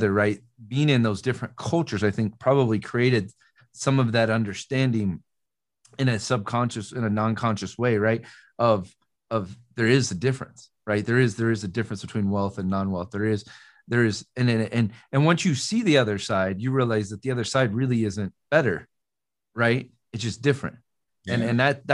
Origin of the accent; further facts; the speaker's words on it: Des Moines, Iowa, United States; moved away; I grew up in the city in Iowa. So I grew up in Des Moines